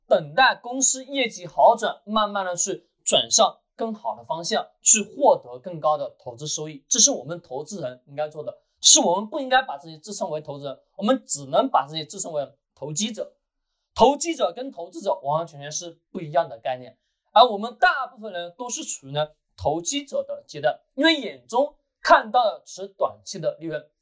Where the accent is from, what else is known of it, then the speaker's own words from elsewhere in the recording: China; 我们中国人一直把这个词汇给忘记了